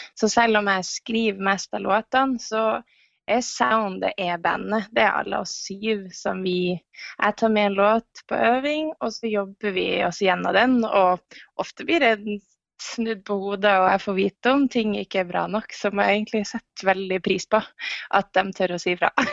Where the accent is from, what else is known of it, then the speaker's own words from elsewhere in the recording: Northern Norway, Norway; moved away; Siden jeg er nordlending, så har jeg jo vokst opp med å være ganske direkte på mer enn her nede i sør